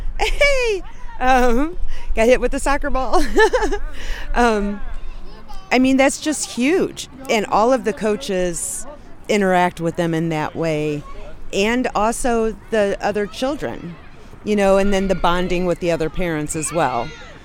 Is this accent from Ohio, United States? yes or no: no; Missouri, United States; I am from the Southside, Gravois, Hampton area.